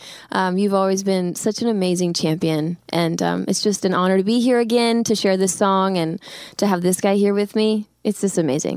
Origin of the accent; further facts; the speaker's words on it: Philadelphia, Pennsylvania, United States; I'm from Pennsylvania, I'm from Philly.